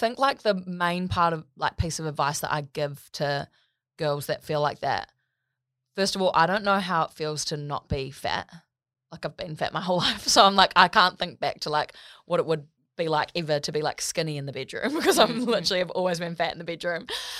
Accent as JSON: {"language": "English", "town": "Gold Coast", "region": "Queensland", "country": "Australia", "tie": "born there", "said": "I was born on the Gold Coast."}